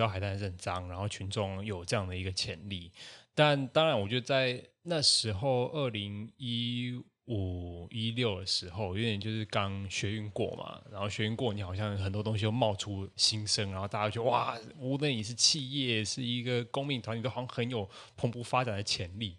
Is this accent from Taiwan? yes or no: yes; Taiwan; 我自己是 呃，土生土长的台湾人